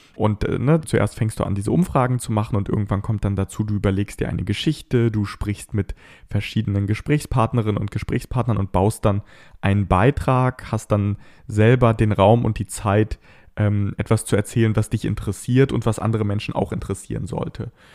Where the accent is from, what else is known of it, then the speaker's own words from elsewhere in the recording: Bad Pyrmont, Lower Saxony, Germany; meine Stadt Bad Pyrmont, wo ich aufgewachsen bin